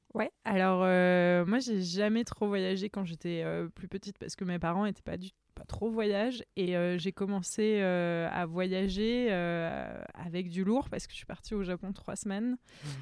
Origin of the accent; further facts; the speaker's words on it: France; I'm a French photographer